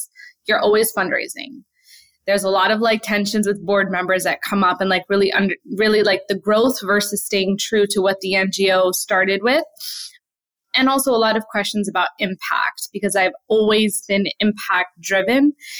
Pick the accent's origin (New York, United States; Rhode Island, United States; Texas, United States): New York, United States; Brooklyn; We were really poor growing up in Brooklyn